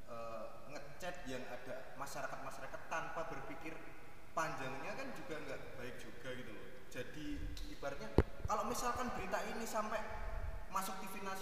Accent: Java, Indonesia; kita orang Jawa nih seharusnya orang Jawa itu yang dinilai itu bener apa enggaknya

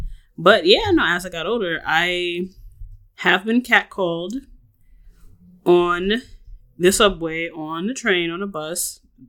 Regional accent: New York City, New York, United States; we grew up in New York City

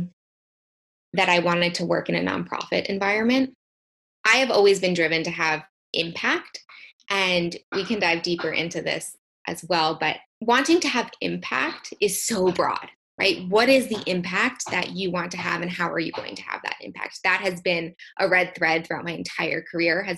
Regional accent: United States; also born or lived in Copenhagen, Denmark

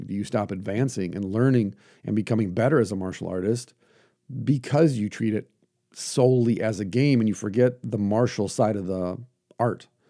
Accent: United States; I'm an American

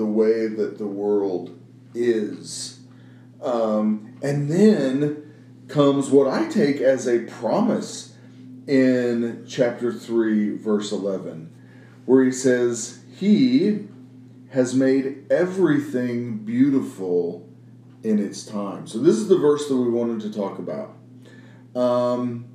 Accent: Midwest, United States; I grew up in the Midwest

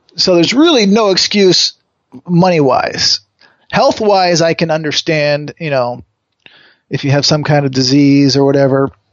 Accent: Connecticut, United States; now in Los Angeles, United States; I grew up in Connecticut

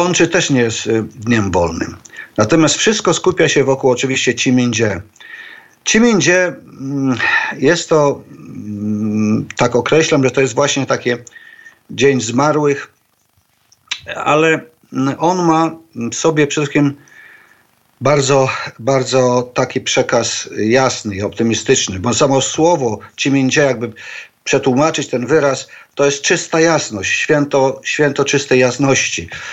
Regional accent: Poland; moved away as an adult; now in Shanghai, China; wychowałem się, wyrosłem w takiej tradycji właśnie polskiej nekropolii

